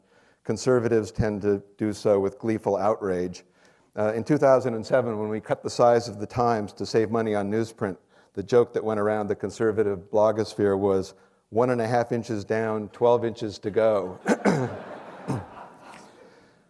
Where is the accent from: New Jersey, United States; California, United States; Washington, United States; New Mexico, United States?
California, United States; San Mateo; moved away as an adult; also born or lived in Stanford, California; now in New York, United States; I was born here in the University Hospital, and I grew up in San Mateo, a few miles up the peninsula.